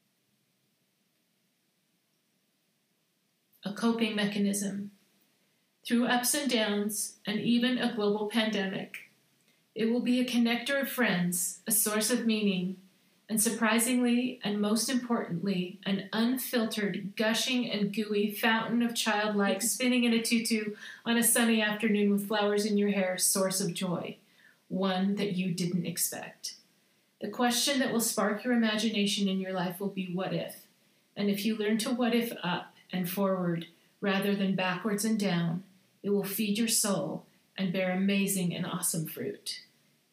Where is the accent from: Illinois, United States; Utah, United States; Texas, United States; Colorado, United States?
Utah, United States; Salt Lake City; I grew up in Salt Lake City, Utah, at the foot of Mount Olympus